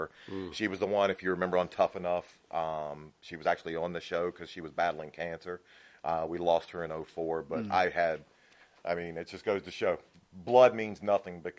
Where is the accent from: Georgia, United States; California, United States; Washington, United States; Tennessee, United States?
Tennessee, United States; Nashville; I was born in 76. My birth mom, I was born in Nashville